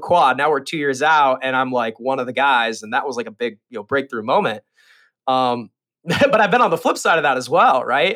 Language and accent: English; Las Vegas, Nevada, United States; I grew up in Las Vegas, uh, swimming for the Sandpipers